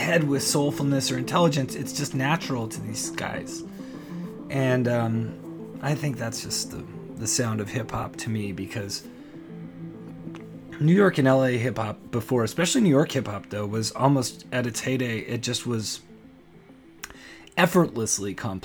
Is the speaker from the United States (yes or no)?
no; Canada; I'm Canadian